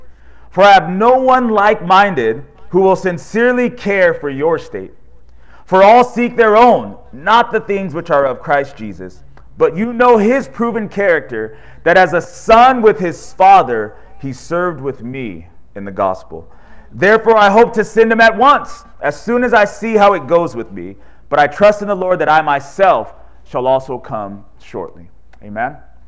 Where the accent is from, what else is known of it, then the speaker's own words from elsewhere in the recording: California, United States; He's from North Carolina. We're from California.